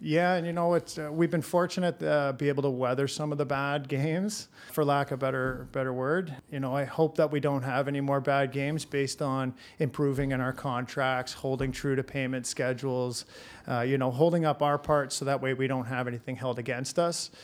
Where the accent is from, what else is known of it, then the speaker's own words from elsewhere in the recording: Hamilton, Ontario, Canada; born and raised in Hamilton.